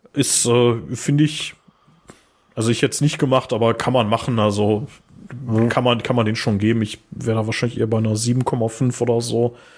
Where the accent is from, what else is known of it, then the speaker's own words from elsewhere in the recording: Ruhr area, North Rhine-Westphalia, Germany; wir kommen aus Ruhrpott